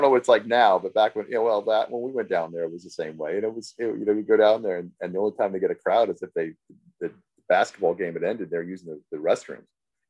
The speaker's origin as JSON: {"language": "English", "town": "State College", "region": "Pennsylvania", "country": "United States", "tie": "born or raised there", "also_born_or_lived": "North Carolina", "moved": "yes", "said": "I grew up in State College, Pennsylvania. My dad was a coach at Penn State."}